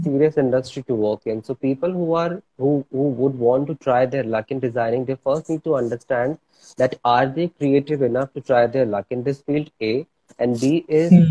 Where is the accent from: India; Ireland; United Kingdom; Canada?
India; Bhopal, Madhya Pradesh; moved away as an adult; now in Mumbai, India; i'm originally from bhopal madhya pradesh and uh, it's been 11 years i'm practicing designing and art in mumbai